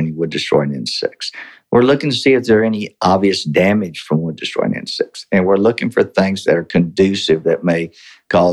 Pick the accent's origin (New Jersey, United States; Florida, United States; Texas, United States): Texas, United States; Victoria; also born or lived in College Station, Texas; I was born in Victoria, Texas. My dad was a highway patrolman. My mom was a district clerk there in Victoria